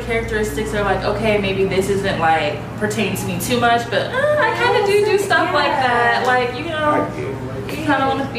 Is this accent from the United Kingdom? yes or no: no; Japan; moved away; I was born in Japan, so like I have this thing of like Japanese names